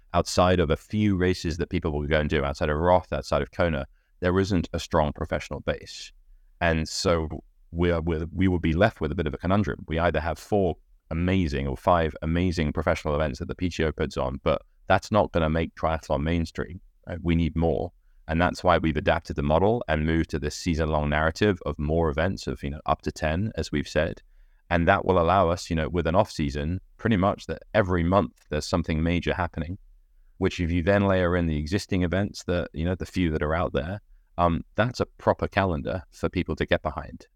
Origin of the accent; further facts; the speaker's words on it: United Kingdom; I'm British